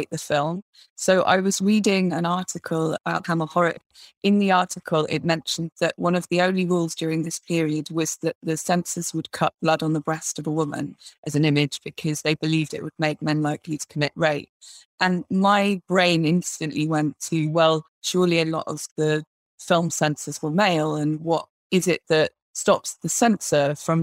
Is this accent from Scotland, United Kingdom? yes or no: no; Wales, United Kingdom; I grew up in Wales, in the middle of nowhere